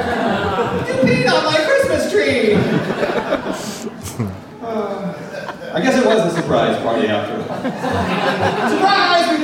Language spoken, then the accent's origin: English; Tacoma, Washington, United States; Glad to be here in my hometown with my people